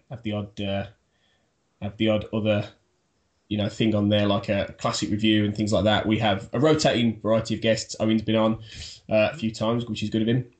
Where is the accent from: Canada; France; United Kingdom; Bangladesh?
United Kingdom; Birmingham, West Midlands; I I'm from Birmingham.